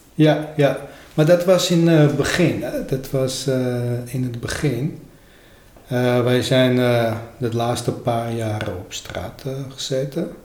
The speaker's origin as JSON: {"language": "Dutch", "country": "Armenia", "second_language": "Dutch", "moved": "as an adult", "lives_now": "Netherlands", "said": "bij ons in Armenië"}